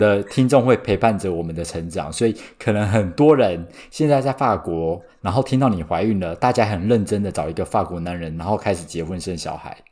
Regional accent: Taiwan; 我是土生土长没离开过亚洲，超local的

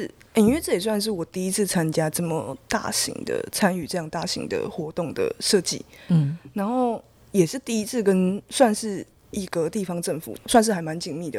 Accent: Taipei, Taiwan; 我自己真的是作为台北生长的小孩子，

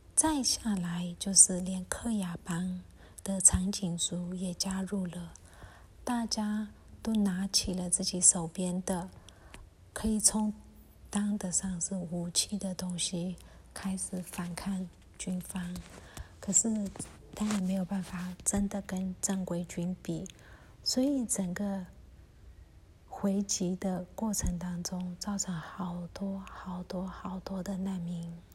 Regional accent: Myanmar; 我们缅甸人

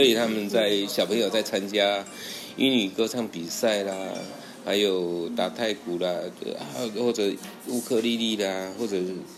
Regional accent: Puli, Nantou County, Taiwan; moved away; also born or lived in Shuangxi, New Taipei; 我住埔里的山上，靠近的那一乡

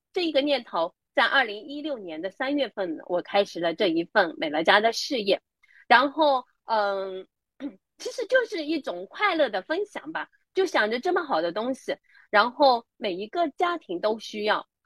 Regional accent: Hangzhou, Zhejiang, China; 我是来自杭州的

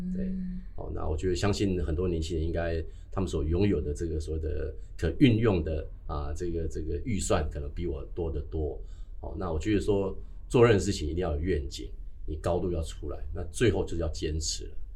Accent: Dajia, Taichung, Taiwan; moved away; 我的梦想是离开大甲哦，离开大甲。因为啊，我在五六年级的时候，我就嗯。必须在面场工作了

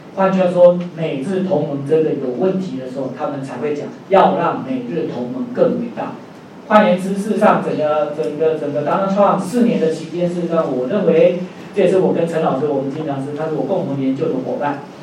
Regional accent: Taiwan; 我们台湾人

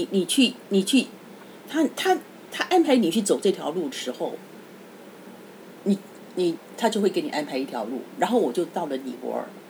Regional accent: Taiwan; 我说我台湾来的。

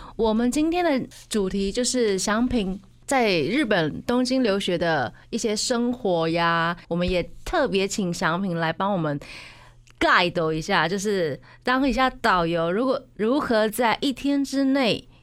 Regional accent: Taiwan; 那很值得我们台湾人

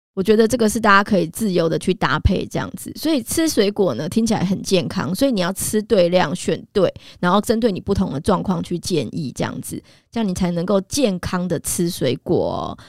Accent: Taiwan; 我们台湾人其实有很多的矿物质啊，营养素的缺乏

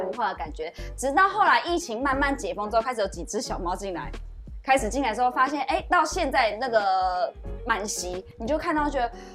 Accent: Chiayi, Taiwan; 我们这嘉义人

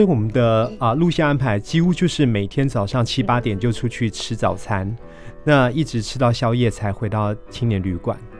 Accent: Kaohsiung, Taiwan; now in Taipei, Taiwan; 我的故乡高雄

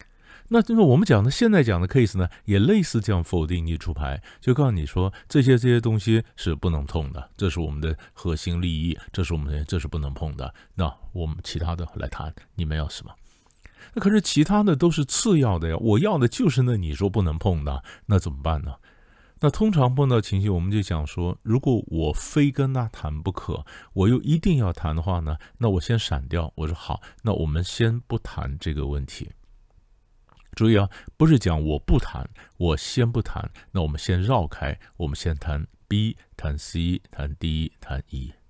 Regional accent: China; 你说，你说我们中国人啊，我们这个谈判呢，其实不要讲中国人，整个东方人都这样的

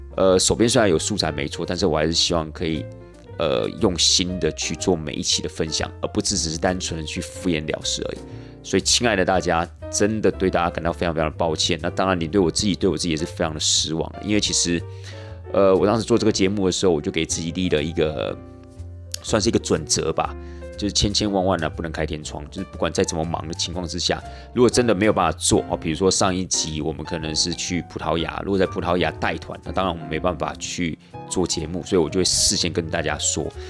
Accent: Taiwan; 我们台湾人

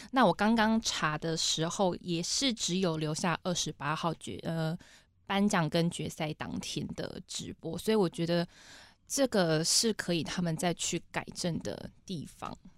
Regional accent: Taitung, Taitung County, Taiwan; 我是来自普悠马，南王部落的

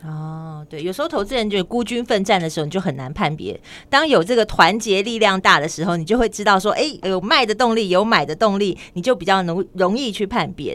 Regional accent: Tainan, Taiwan; now in Taipei, Taiwan; 虽然在台北生活很久，但是我还是要讲说我出生在台南

